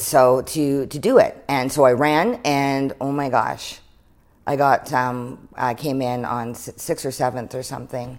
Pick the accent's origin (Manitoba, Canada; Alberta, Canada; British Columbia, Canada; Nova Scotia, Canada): British Columbia, Canada; Prince George; growing up in Prince George